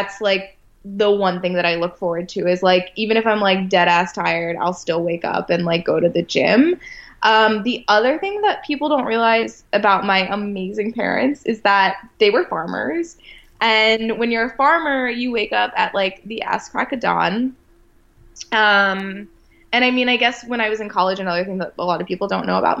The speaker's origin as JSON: {"language": "English", "town": "Westminster", "region": "Maryland", "country": "United States", "tie": "born or raised there", "moved": "yes", "said": "I grew up on a farm as well. So I'm from a farm town outside of Baltimore, Maryland"}